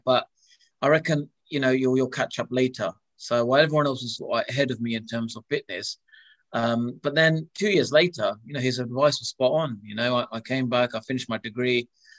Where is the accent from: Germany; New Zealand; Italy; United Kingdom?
United Kingdom; Luton, East of England; cricket was introduced to me by Luton Town and Indians, which was predominantly like a Gujarati club, you know, Hindu Gujarati.